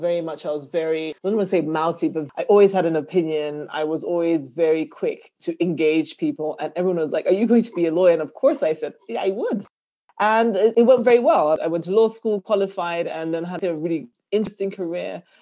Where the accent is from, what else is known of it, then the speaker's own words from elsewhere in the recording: Zambia; moved away as an adult; also born or lived in London / Johannesburg / Washington, D.C. / Lagos; my home country. And that kind of pushed me to come home